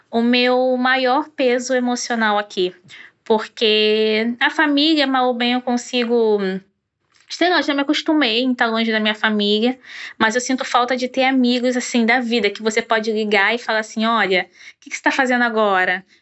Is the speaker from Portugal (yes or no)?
no; Rio de Janeiro, Brazil; Sou do Rio é, de Janeiro.